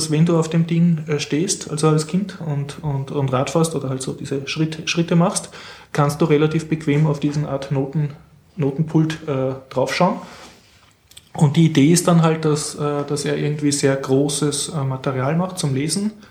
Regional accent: Vienna, Austria; als Wiener kann ich sagen, eine Auslandsmission. Ich war in Kärnten, in Spital an der Trau

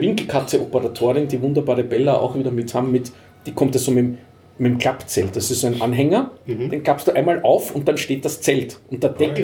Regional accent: Vienna, Austria; als Wiener

